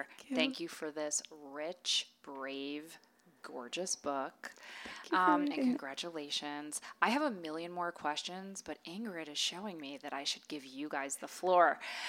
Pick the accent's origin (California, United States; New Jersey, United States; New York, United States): New York, United States; God, that sounds so cheap to me. I'm from New York.